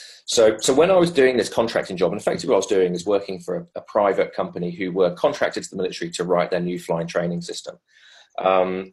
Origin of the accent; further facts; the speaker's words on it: England, United Kingdom; also born or lived in South Africa; as an Englishman